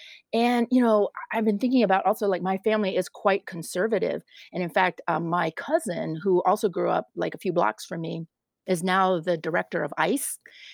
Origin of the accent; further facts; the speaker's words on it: Richmond, Virginia, United States; that's part of the reason why I grew up in Richmond, was because our family moved to where his family was so that our family could all be together.